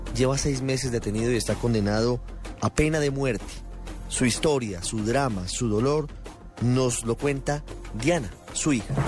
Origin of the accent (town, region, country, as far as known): Colombia